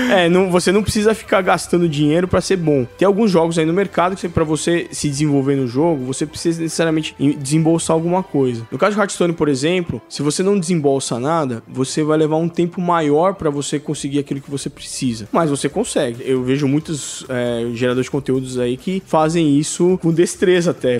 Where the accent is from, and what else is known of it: Brazil